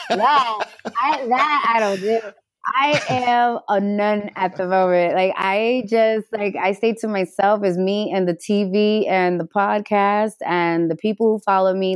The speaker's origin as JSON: {"language": "English", "town": "New York City", "region": "New York", "country": "United States", "tie": "born or raised there", "also_born_or_lived": "Delancey Street, Manhattan", "moved": "yes", "lives_now": "Los Angeles, United States", "said": "I am originally from the Bronx"}